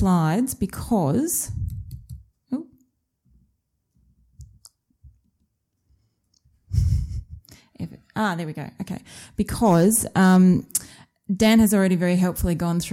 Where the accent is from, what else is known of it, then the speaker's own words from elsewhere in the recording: Australia; accent: Australian; moved away; You may be able to tell from my accent that I'm an Australian by birth.